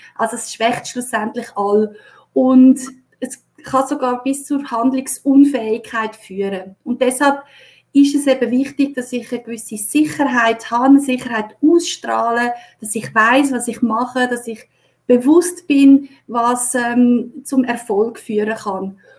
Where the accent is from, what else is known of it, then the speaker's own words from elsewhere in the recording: Switzerland; bei uns in der Schweiz